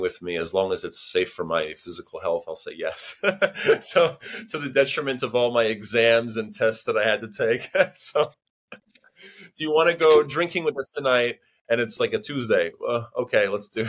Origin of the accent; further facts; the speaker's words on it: United States; moved away as an adult; also born or lived in New Hampshire / Boston / Chicago / St. Petersburg, Russia; now in Barcelona, Spain; I am originally from America, from New Hampshire, from Boston, but right now I live in Barcelona